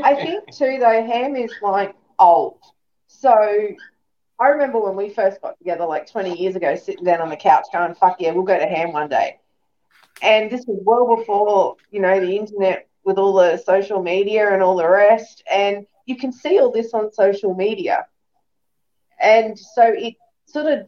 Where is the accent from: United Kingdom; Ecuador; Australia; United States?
Australia; being Australian